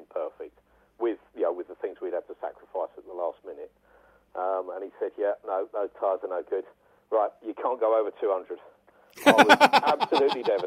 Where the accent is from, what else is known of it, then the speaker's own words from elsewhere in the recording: United Kingdom; as a Brit